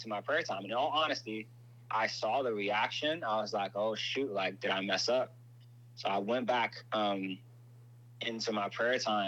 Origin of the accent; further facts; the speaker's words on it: Inglewood, California, United States; I'm from Inglewood